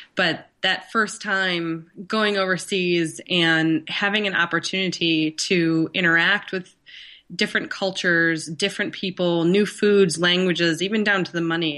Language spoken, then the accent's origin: English; Northern Michigan, United States; growing up in Northern Michigan